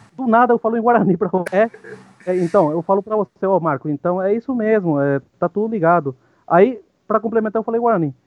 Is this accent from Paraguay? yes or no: yes; Ciudad del Este, Alto Paraná, Paraguay; Portuguese is a second language; moved away as an adult; now in Brazil; sou paraguaio, é, nascido em Cidade do Leste, tenho 39 anos.